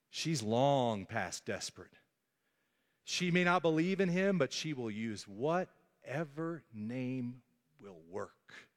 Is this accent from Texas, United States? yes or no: yes; Dallas, Texas, United States; growing up in North Dallas